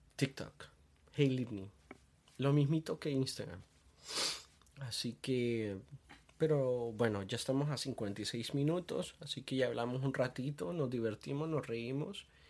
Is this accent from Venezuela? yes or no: no; Honduras; soy de Honduras